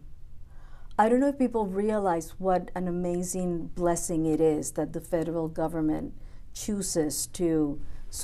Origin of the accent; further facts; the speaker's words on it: Puerto Rico; now in United States; I'm from Puerto Rico, so we're both, some ways, immigrants